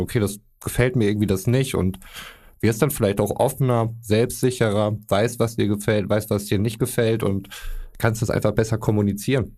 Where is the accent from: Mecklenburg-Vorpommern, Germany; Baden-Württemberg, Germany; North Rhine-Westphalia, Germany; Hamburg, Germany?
North Rhine-Westphalia, Germany; wir sind aus Westfalen